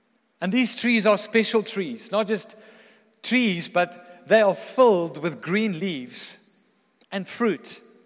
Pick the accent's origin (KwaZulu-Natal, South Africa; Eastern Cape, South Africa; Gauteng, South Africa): Gauteng, South Africa; Pretoria; growing up in Pretoria